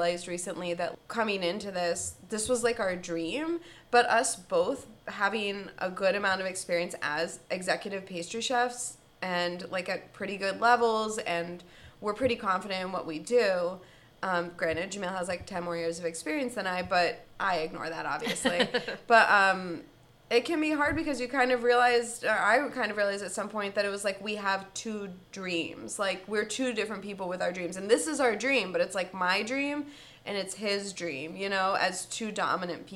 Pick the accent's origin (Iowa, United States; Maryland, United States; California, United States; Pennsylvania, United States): Pennsylvania, United States; Washington Crossing; moved away as an adult; also born or lived in Vail / Martha's Vineyard / Philadelphia / Yardley, Pennsylvania, United States; I grew up in Washington Crossing, and I moved around to a couple of places